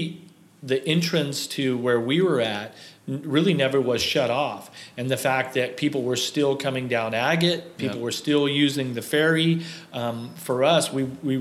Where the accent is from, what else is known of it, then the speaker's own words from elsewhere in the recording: Kansas City, United States; I grew up in Kansas City racing motorcycles